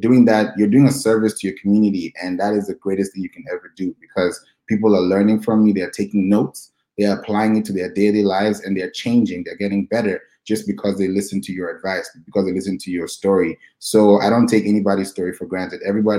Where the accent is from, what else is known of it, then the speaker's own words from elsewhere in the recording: Nigeria; also born or lived in Kenya; Yeah, I'm originally from Nigeria, and I grew up also in Kenya as well. So I've had a lot of diversity.